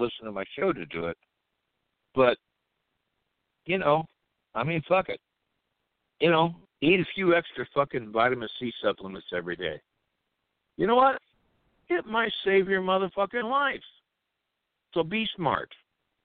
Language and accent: English; United States; I'm American